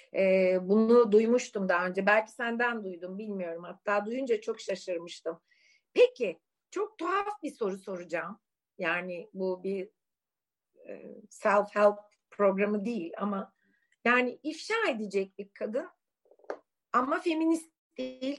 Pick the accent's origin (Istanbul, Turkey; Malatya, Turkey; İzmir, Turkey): Istanbul, Turkey; Suadiye; ben çocukken Suadiye'de öğlen böyle manyak yürüyüşlere çıkardım